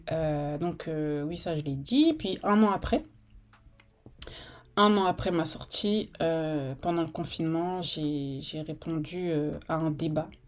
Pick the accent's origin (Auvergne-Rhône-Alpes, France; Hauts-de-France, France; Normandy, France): Normandy, France; Rouen; j'ai 34 ans, je viens de Rouen, je l'ai dit ça, je viens de Normandie, je l'ai dit.